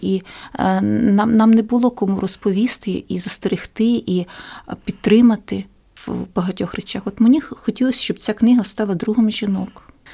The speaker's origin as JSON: {"language": "Ukrainian", "country": "Ukraine"}